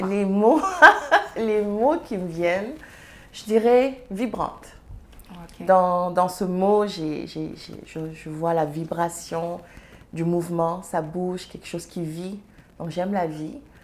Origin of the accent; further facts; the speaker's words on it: Serer country, Senegal; first language Serer; French is a second language; now in Canada; suis serrère je parle serrère ma langue, euh, c'est ma langue maternelle